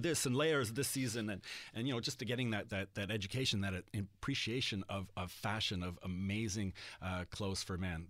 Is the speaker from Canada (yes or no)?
yes; Montreal, Quebec, Canada; growing up in Montreal and primarily being dressed by my French Acadian mother